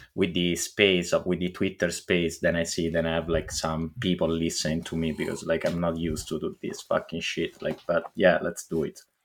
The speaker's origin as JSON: {"language": "English", "country": "Italy", "second_language": "English", "moved": "yes", "said": "I come from Italy"}